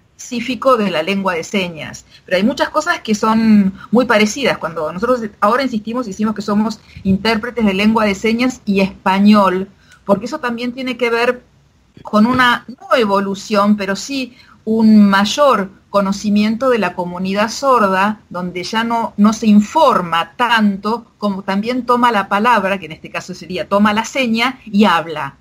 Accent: Argentina; first language Argentine Sign Language; la lengua de señas argentina es mi lengua materna. Mis padres me hablaban en lengua de señas y yo hablaba en español con el resto de la familia

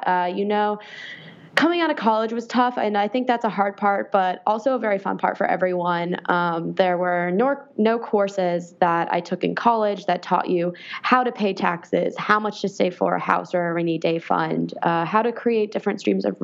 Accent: Ottawa, Ontario, Canada; now in Washington, D.C., United States; I am originally from Canada. I went from one capital to another, Ottawa, Ontario, to Washington, D.C.

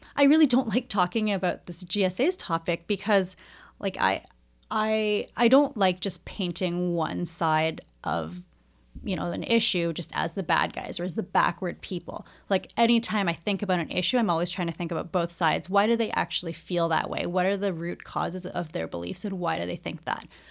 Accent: Edmonton, Alberta, Canada; I grew up in Edmonton. I went to public school here

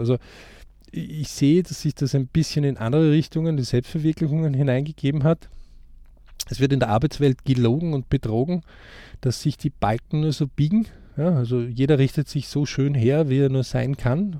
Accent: Austria; bei uns in Österreich

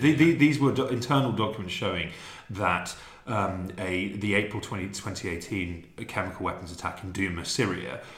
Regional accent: London, United Kingdom; moved away as an adult; now in Serbia; I was born in London. I lived there for thirty years

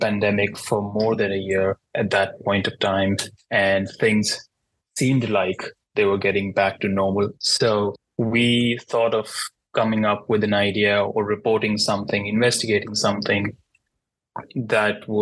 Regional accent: India; moved away as an adult; now in New York City, United States; I am not a US citizen. I'm from India.

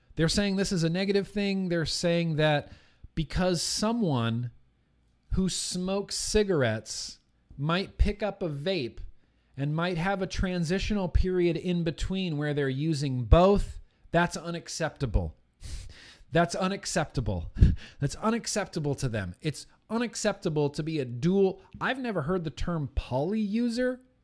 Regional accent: California, United States; Native to California, born and raised in California

